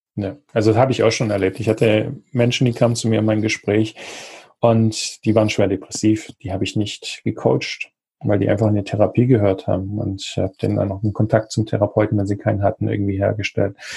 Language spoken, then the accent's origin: German; Germany; bei uns in Deutschland